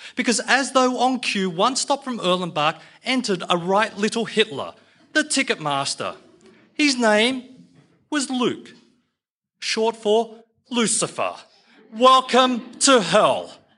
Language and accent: English; Australia; I'm an Aussie Chinaman